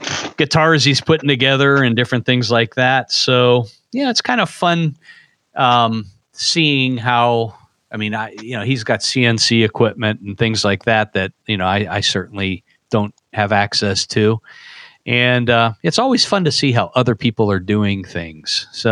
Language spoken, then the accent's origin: English; Youngstown, Ohio, United States; moved away; my hometown of Youngstown, Ohio.